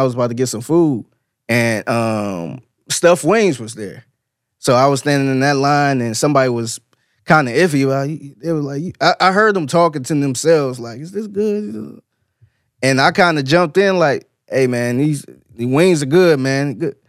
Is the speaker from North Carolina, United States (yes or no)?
yes; North Carolina, United States; Oh, okay, my husband came up from Houston, yeah. We're actually from North Carolina.